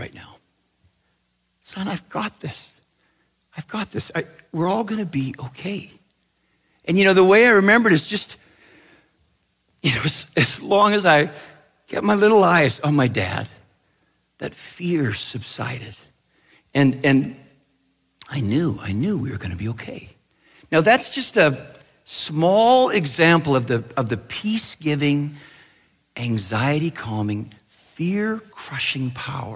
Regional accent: British Columbia, Canada; I grew up in Western Canada, in British Columbia, and in a small town where we lived on this beautiful, beautiful lake called the Shuswap Lake

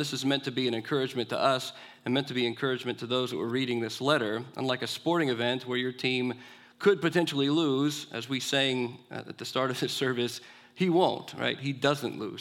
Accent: Inglewood, California, United States; I grew up in Inglewood, California, city of champions, rooting for the Dodgers.

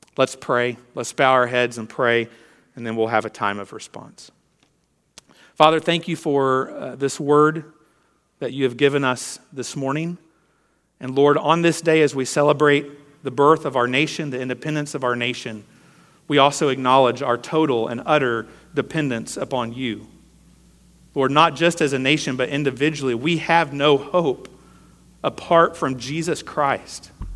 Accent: United States

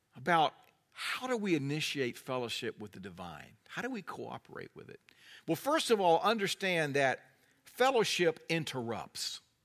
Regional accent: North Carolina, United States; I'm from North Carolina

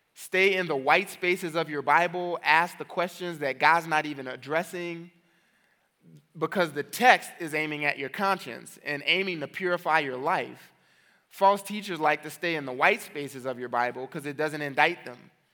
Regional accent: New Orleans, Louisiana, United States; I'm from New Orleans

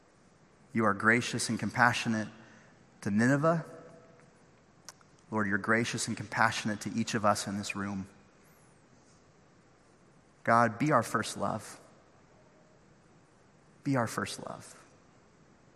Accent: Northern California, United States; now in Orange County, United States; I grew up in Northern California.

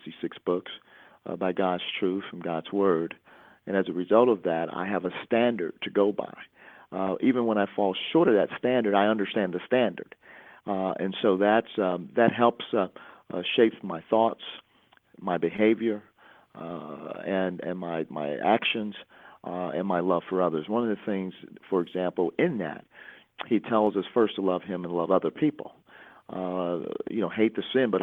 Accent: Chicago, Illinois, United States; growing up in Chicago, one of the most segregated cities in the country.

